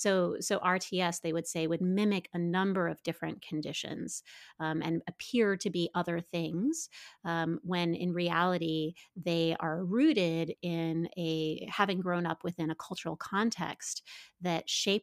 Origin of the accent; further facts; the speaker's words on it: Midwest, United States; I grew up in the Midwest